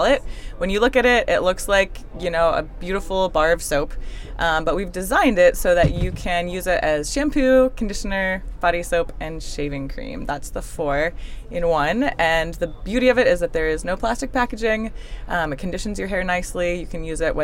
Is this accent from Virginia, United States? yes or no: yes; Virginia, United States; I'm from Virginia, and I was lucky enough to have a sort of special project trip class, whatever, through my high school